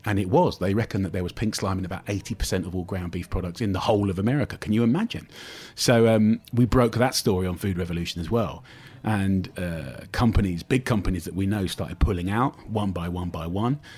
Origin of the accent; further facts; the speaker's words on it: United Kingdom; me being British